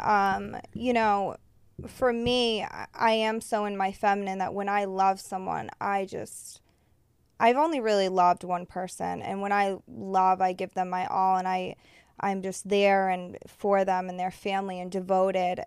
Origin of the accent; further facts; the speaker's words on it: Massachusetts, United States; now in Los Angeles, United States; I'm from Massachusetts